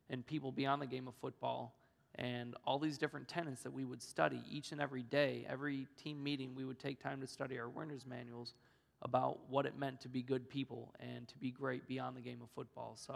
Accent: Orlando, Florida, United States; born there; I was born in Orlando, Florida, and plus I'm a Florida Gator fan.

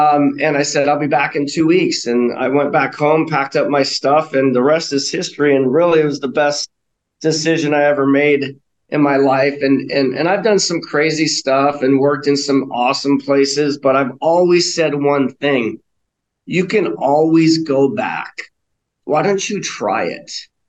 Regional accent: Hawaii, United States; I went to Maui because I'm from Hawaii, and I went there because to visit my dad, because my parents are divorced.

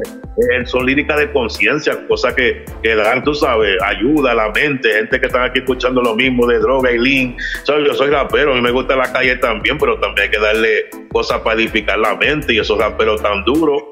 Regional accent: New York City, New York, United States; soy puertorriqueño y, pero soy nacido en Nueva York, pero tengo madre, soy, tengo mitad, mi mamá es dominicana, mi papá es puertorriqueño

